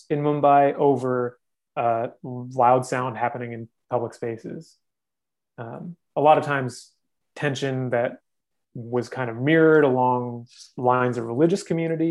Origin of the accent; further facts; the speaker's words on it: Ridgewood, New Jersey, United States; moved away; also born or lived in Wisconsin; where I grew up in New Jersey, is very much defined by its proximity to New York City